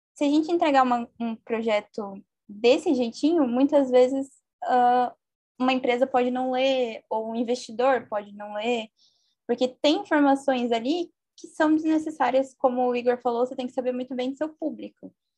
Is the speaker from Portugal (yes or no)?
no; interior of São Paulo, Brazil; sou do interior de São Paulo